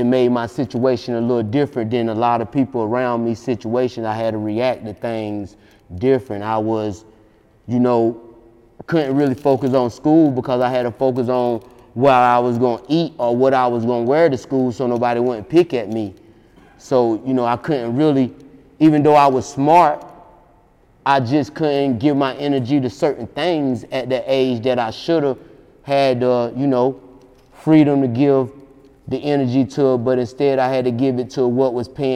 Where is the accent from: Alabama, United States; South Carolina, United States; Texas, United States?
South Carolina, United States; Latta, by way of Sellers; also born or lived in Columbia, South Carolina